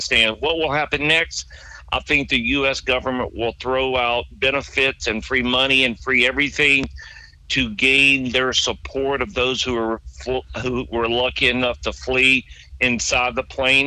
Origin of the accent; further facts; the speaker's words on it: South Louisiana, United States; also born or lived in Rio Grande Valley, Texas; now in Central Florida, United States; I grew up in South Louisiana